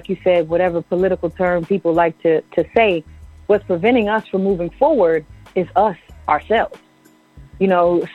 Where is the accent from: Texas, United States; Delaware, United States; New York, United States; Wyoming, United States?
New York, United States; Southampton; I come from the Shinnecock Indian Nation, which is in Southampton, Long Island, New York